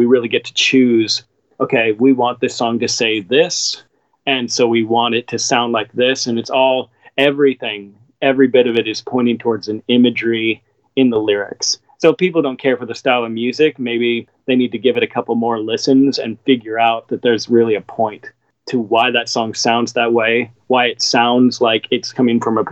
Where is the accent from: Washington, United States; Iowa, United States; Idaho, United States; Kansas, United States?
Washington, United States; Seattle; moved away; growing up in Seattle.